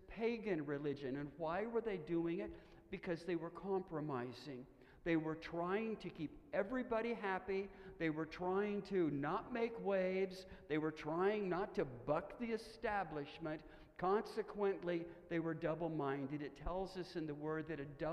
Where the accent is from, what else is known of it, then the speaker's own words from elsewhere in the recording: Stillwater, Oklahoma, United States; I was born in Stillwater, Oklahoma, the home of the Oklahoma State University Cowboys